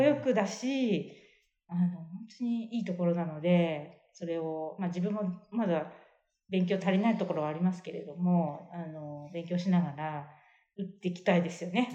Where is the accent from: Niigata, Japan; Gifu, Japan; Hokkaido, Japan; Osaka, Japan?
Gifu, Japan; Seki; moved away; ど同じあのところの出身